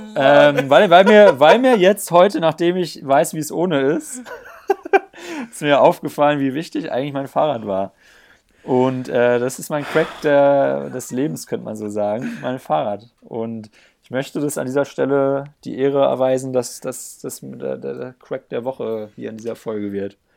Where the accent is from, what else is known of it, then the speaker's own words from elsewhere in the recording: Black Forest area, Baden-Württemberg, Germany; now in Bayreuth, Germany; Pödi und ich kommen ja aus der Gegend von Schwarzwald